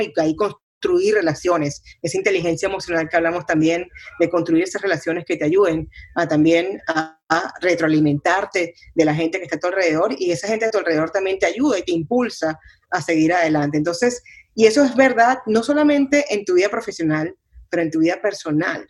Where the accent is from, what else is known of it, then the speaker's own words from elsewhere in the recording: Venezuela; mi, mi país, eh, donde, donde crecí en Venezuela